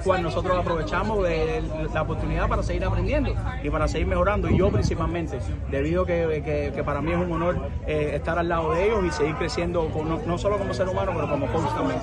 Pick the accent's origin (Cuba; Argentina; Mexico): Cuba; somos cubanos